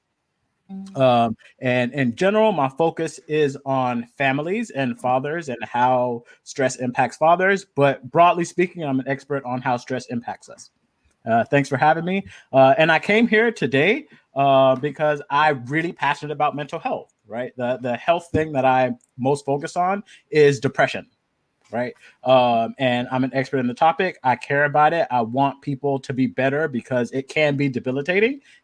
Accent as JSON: {"language": "English", "town": "Miami", "region": "Florida", "country": "United States", "also_born_or_lived": "Los Angeles, California", "moved": "as an adult", "lives_now": "Long Beach, United States", "said": "I'm originally from Miami, Florida"}